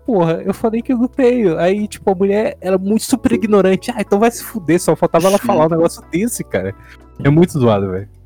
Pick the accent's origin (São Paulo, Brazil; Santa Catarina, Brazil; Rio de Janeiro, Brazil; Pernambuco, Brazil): São Paulo, Brazil; Santo André; also born or lived in Bauru; eu moro atualmente em Santo André, de onde eu sou nascido mesmo. Mas quando eu morava em Bauru, no interior